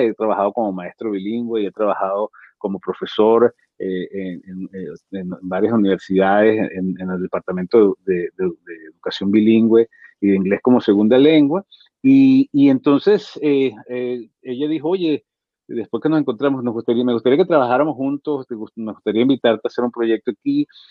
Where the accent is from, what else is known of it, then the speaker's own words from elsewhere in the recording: Venezuela; Yo soy venezolano, en Caracas